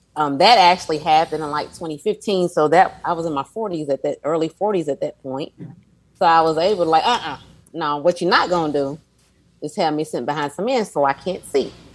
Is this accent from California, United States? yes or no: no; Louisville, Kentucky, United States; my hometown of Louisville